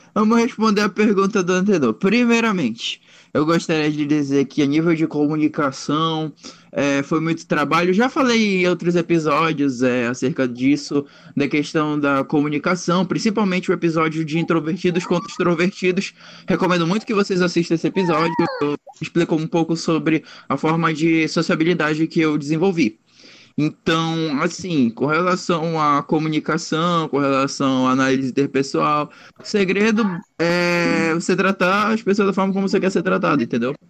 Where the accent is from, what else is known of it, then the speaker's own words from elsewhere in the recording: Belém, Pará, Brazil; eu sou de Belém